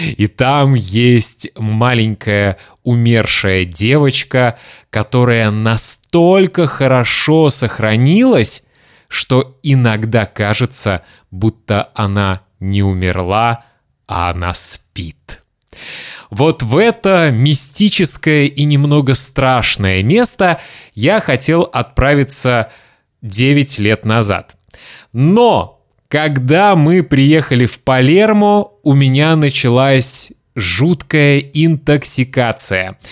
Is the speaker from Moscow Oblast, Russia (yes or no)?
no; Kaliningrad, Kaliningrad Oblast, Russia; moved away; also born or lived in Lithuania; моего родного города Калининграда